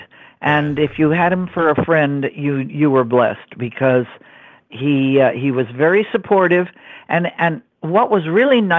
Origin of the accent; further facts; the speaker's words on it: Montreal, Quebec, Canada; moved away; I was, you know, born in Montreal, Canada